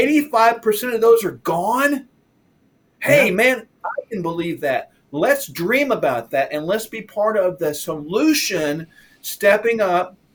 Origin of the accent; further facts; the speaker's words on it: United States; I'm an American